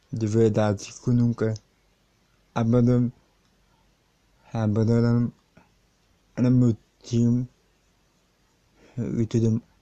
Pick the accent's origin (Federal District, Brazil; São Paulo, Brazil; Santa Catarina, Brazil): São Paulo, Brazil; born there; Eu já nasci em São Paulo.